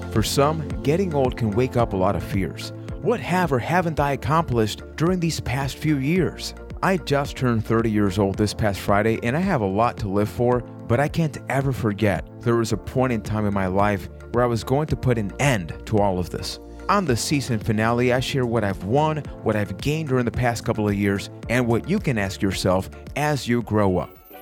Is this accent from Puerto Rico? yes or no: yes; Puerto Rico; I am from Puerto Rico